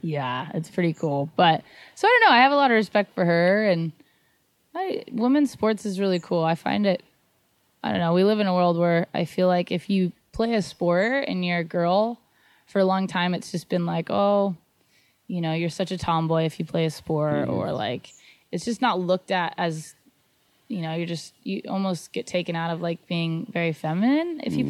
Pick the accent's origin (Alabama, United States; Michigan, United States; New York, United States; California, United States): California, United States; Santa Barbara; I grew up in Santa Barbara, so I grew up surfing Rincon all the time